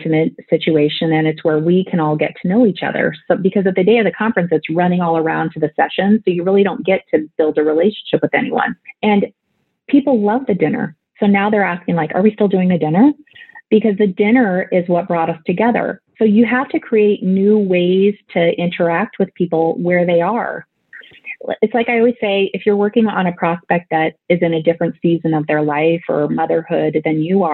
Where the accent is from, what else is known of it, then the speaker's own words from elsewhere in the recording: Nebraska, United States; I grew up in Nebraska in a small town, 765 people